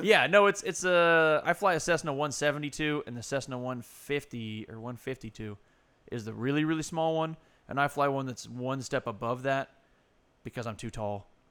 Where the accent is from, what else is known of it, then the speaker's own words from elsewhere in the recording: California, United States; I grew up here